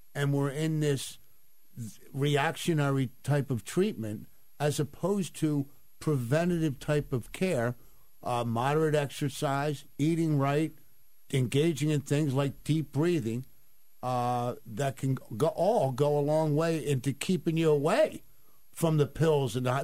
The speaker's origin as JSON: {"language": "English", "town": "Ventnor City", "region": "New Jersey", "country": "United States", "tie": "born or raised there", "said": "growing up in that city"}